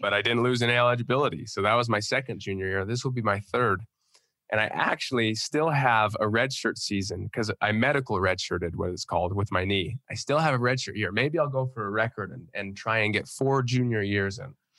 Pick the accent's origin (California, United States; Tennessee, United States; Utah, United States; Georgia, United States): Utah, United States; I'm from Utah